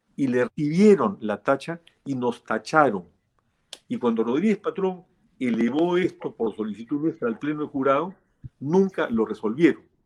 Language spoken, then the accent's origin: Spanish; Peru; como peruano